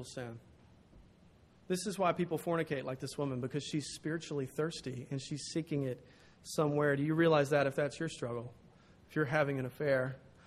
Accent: the South, United States; I'm from the South.

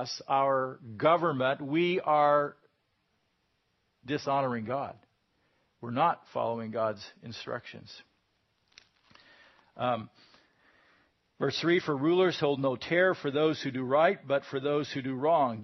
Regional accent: United States

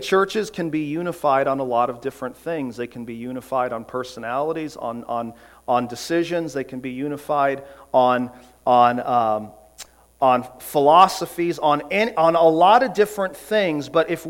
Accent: United States; we as American Christians

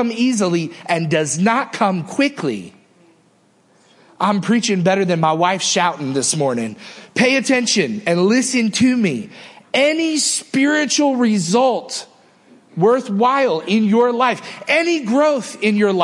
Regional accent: Northeast, United States; now in Mississippi, United States; I can remember growing up in the Northeast

